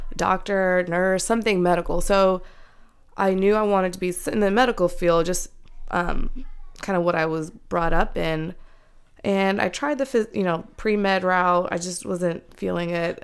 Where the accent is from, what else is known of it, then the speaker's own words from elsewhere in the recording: Silver Spring, Maryland, United States; moved away as an adult; now in Ohio, United States; they had us here, and we were born and raised in Maryland